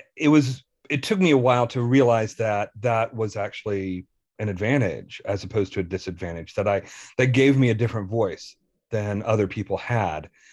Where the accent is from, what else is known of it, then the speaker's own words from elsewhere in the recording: Selmer, Tennessee, United States; now in Indiana, United States; Selmer, where I grew up